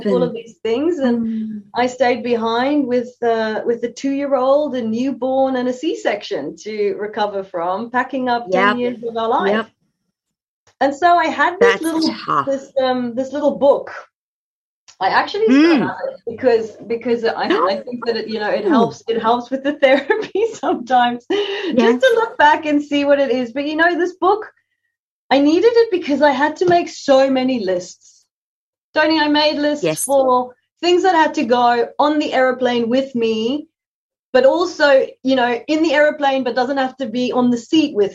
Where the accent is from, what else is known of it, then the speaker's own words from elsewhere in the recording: South Africa; moved away as an adult; also born or lived in London, United Kingdom; now in Brisbane, Australia; being a South African Having a green passport